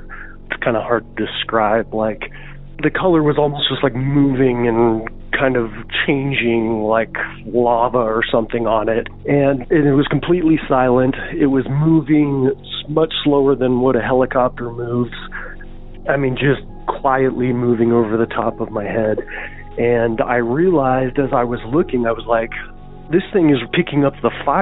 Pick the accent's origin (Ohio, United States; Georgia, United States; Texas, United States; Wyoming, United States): Wyoming, United States; Casper; I'm from Casper, Wyoming